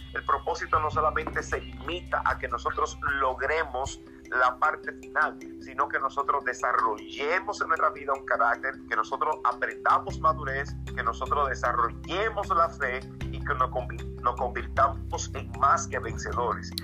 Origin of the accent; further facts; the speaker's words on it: Santo Domingo Este, Distrito Nacional, Dominican Republic; vivo en Santo Domingo y nací precisamente en Santo Domingo